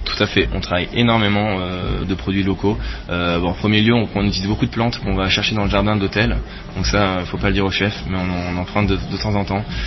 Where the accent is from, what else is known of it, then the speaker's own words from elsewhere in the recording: France; moved away as an adult; also born or lived in Saint-Quentin-en-Yvelines / Paris; now in Lausanne, Switzerland; je ne suis pas suisse, je suis français